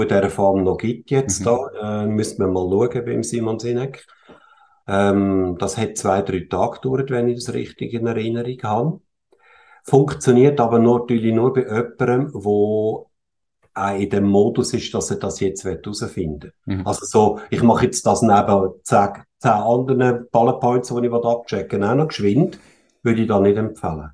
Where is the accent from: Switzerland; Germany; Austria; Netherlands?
Switzerland; ich bin in der Schweiz geboren und mhm. aufgewachsen. Meine Eltern kommen zwar aus Österreich ursprünglich